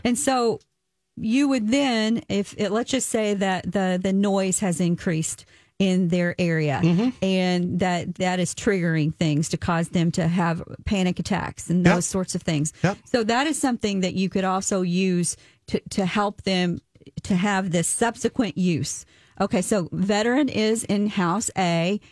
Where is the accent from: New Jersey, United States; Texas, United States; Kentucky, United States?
Kentucky, United States; I'm from Kentucky.